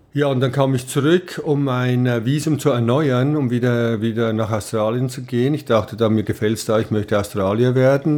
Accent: Switzerland; moved away as an adult; also born or lived in Ried-Mörel, Valais (Heimatort); now in Los Angeles, United States; bei uns in der Schweiz

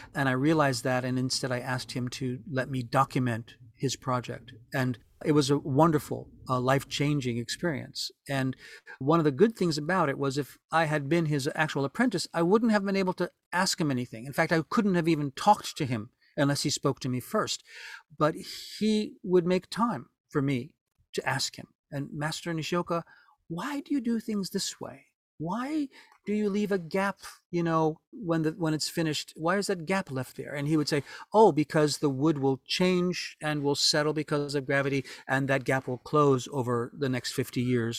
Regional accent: New Orleans, Louisiana, United States; moved away as an adult; now in Japan; New Orleans was a wonderful place to grow up

